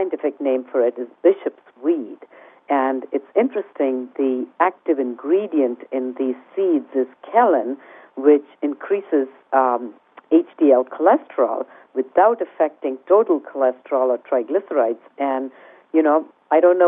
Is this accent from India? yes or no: yes; India; English is a second language; moved away; I grew up in India in a very traditional home environment